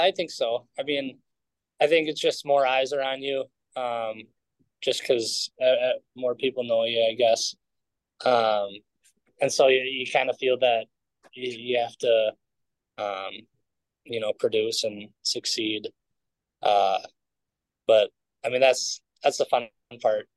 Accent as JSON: {"language": "English", "town": "Edina", "region": "Minnesota", "country": "United States", "tie": "born or raised there", "said": "growing up in Minnesota"}